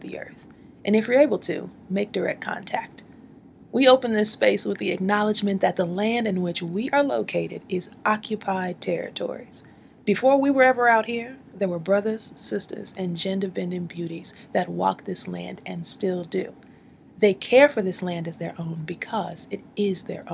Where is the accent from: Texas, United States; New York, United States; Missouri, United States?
Missouri, United States; Kansas City; also born or lived in St. Louis, Missouri; I moved to Kansas City at seven. Ooh. So second grade.